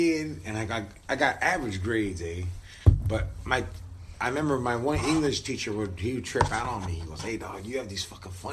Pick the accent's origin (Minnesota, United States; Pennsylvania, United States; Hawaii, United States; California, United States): California, United States; Orange; also born or lived in Santa Ana, California; I'm from the city of Orange. I was born and raised there